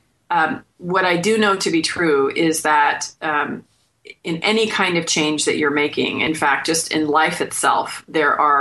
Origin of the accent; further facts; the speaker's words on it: Bay Area, California, United States; moved away as an adult; now in Phoenix, United States; born and raised in California in the Bay Area